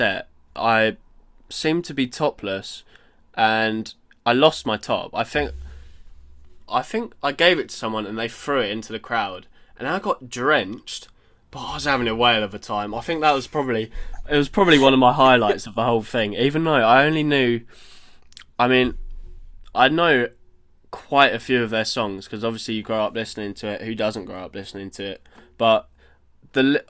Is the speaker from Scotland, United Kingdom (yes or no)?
no; Stevenage, East of England, United Kingdom; also born or lived in Brighton; I live in Stevenage. It is a shithole. However, I've grown up here. I've grown up here for some